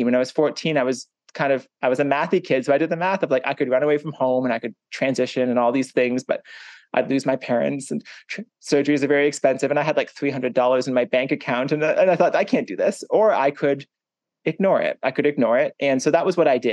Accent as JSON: {"language": "English", "town": "Hanover", "region": "Ontario", "country": "Canada", "tie": "born or raised there", "also_born_or_lived": "Toronto, Ontario", "said": "I grew up in a small farming town in Ontario in Canada. It's called Hanover and it has 7,000 people"}